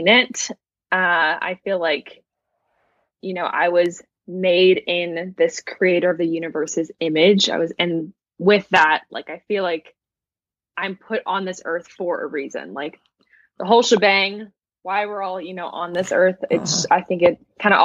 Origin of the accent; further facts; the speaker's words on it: San Diego, California, United States; I was born and raised in San Diego.